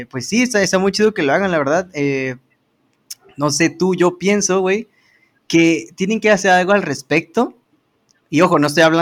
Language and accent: Spanish; Mexico